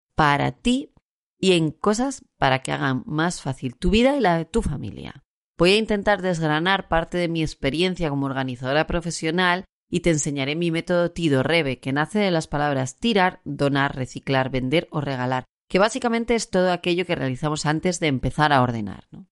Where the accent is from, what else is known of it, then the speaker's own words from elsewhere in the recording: Asturias, Spain; also born or lived in Puerto de Vega / Gijón; Yo soy una asturiana, residente en Gijón.